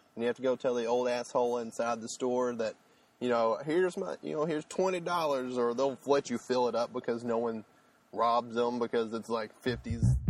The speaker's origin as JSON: {"language": "English", "region": "Arkansas", "country": "United States", "said": "we're both from Arkansas. I'm actually in Little Rock, Arkansas, right now"}